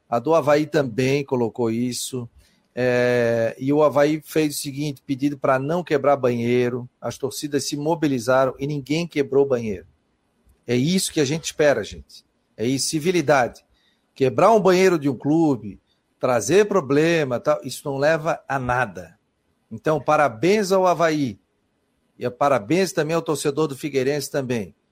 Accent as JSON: {"language": "Portuguese", "town": "Florianópolis", "region": "Santa Catarina", "country": "Brazil", "said": "eu sou de Floripa, gosto do futebol da capital, né?"}